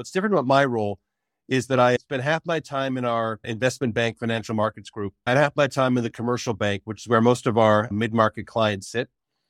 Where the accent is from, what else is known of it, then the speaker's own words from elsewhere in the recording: Toronto, Ontario, Canada; now in Montreal, Canada; I live in Montreal now, born and raised in Toronto, went to school outside of the country, but came back to start work kind of way back in 1987.